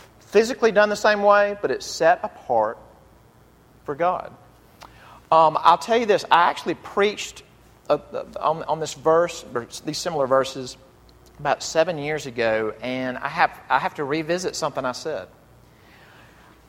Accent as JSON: {"language": "English", "area": "the South", "region": "Southern United States", "country": "United States", "said": "I as a Southerner"}